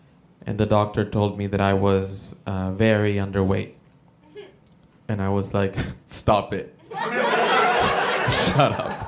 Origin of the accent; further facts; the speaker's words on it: El Salvador; No, I'm not American. I'm originally from El Salvador.